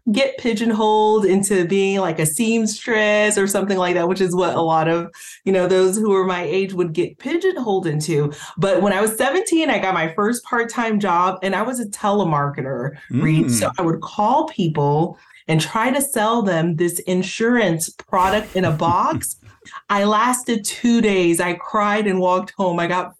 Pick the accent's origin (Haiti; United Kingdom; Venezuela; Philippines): Haiti; moved away; I came from Haiti, like you mentioned a little bit earlier